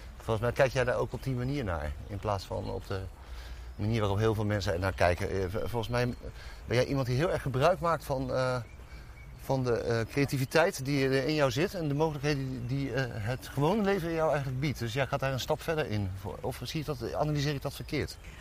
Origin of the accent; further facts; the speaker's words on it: Dordrecht, South Holland, Netherlands; also born or lived in Hilversum; waar kom je vandaan? En dan zei ik Dordrecht